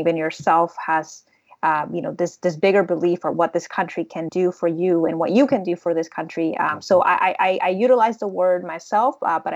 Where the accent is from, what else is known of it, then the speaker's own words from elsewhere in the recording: Tegucigalpa, Francisco Morazán, Honduras; now in United States; I grew up in Honduras. I was born and raised there in the capital